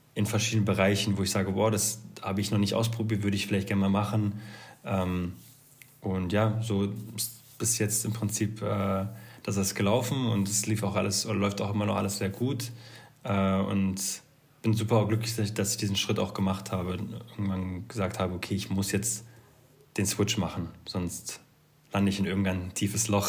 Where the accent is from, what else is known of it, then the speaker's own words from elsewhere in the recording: Berlin, Germany; ich komme zwar aus Berlin